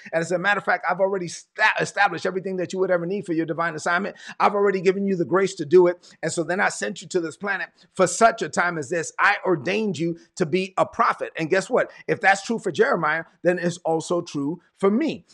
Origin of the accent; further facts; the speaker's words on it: New York City, New York, United States; moved away; also born or lived in Evans, Georgia; I'm from Brooklyn